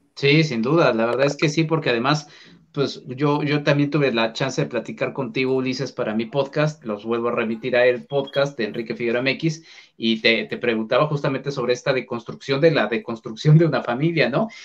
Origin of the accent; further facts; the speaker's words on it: Mexico; aquí me asumo como mexicano